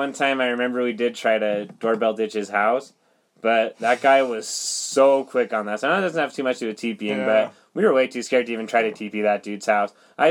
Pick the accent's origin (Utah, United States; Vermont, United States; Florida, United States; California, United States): Utah, United States; Lindon; so I come from Linden, you know, and that's pretty small town.